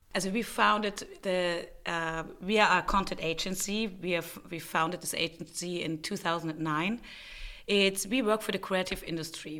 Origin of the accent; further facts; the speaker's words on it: Bavaria, Germany; moved away as an adult; also born or lived in Prague, Czech Republic / Berlin, Germany; now in Vienna, Austria; I grew up in Germany, in Bavaria, not far away from Vienna